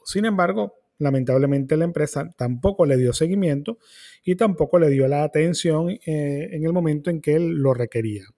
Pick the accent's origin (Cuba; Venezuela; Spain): Venezuela; ciertamente soy venezolano